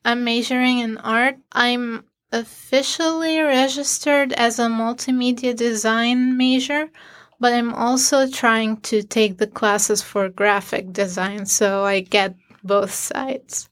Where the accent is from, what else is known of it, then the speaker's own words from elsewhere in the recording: Syria; moved away as an adult; now in Syracuse, United States; I'm from Syria